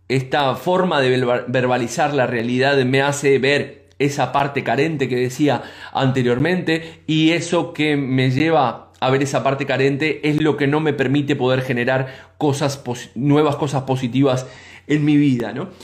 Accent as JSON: {"language": "Spanish", "country": "Uruguay", "said": "nosotros como uruguayos"}